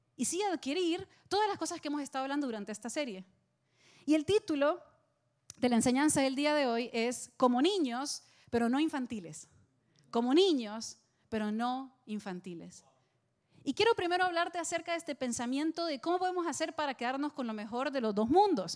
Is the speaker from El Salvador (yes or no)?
yes; El Salvador; now in Miami, United States; estaba en El Salvador, en mi país